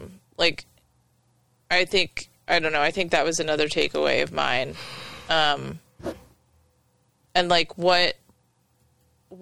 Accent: the North, United States; moved away; as a person growing up in the North

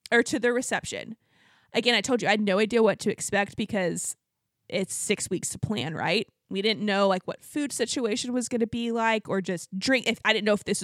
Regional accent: Abilene, Texas, United States; Yeah, we're from, I'm from Abilene, Texas.

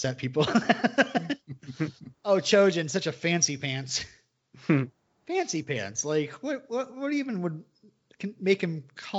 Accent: United States; I'm dumb American

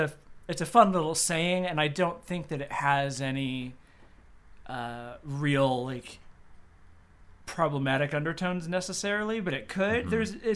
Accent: United States; I'm an American

